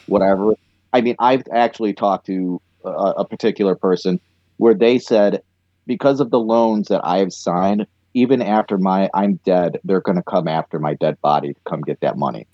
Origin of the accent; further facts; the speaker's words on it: United States; I am an American